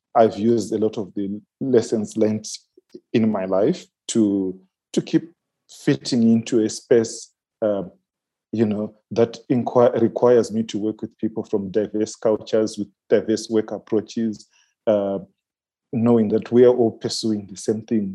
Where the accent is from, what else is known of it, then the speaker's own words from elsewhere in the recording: Manicaland, Zimbabwe; I'm from the Manicaland province in Zimbabwe.